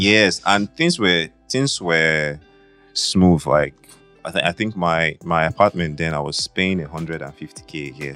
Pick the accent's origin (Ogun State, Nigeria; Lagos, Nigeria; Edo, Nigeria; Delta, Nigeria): Edo, Nigeria; Benin City; Benin City, Edo State